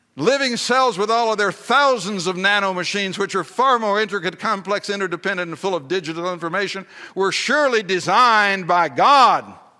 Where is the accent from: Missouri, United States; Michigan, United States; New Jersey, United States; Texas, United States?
Texas, United States; I'm a Texan